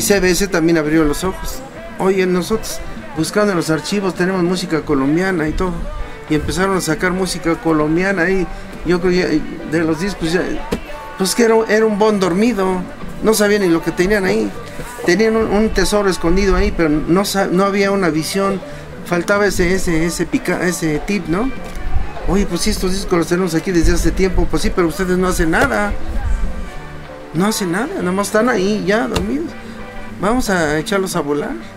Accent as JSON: {"language": "Spanish", "country": "Mexico", "said": "somos mexicanos"}